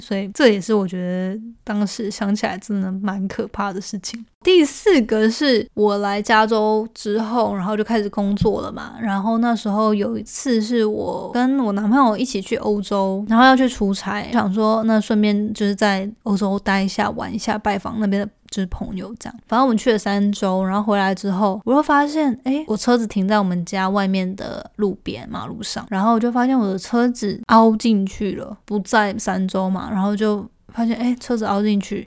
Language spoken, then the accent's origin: Chinese; Taiwan; moved away as an adult; now in United States; 台湾人在一个其他环境当中，因为我们有时候比较 不敢直来直往的